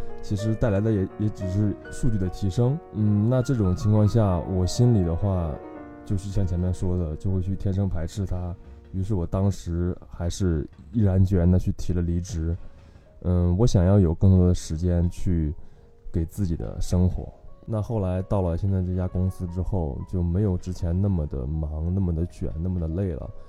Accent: Kaifeng, Henan, China; now in Shanghai, China; 我来自河南开封，目前在上海工作，我是一名产品视觉设计师。

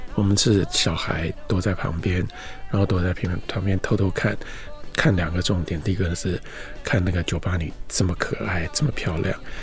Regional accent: Taipei, Taiwan; 我出生在台北，我也在台北长大，不过我长大的地方是一个比较特殊的地方，在台湾，一般的名字叫做晴光市场

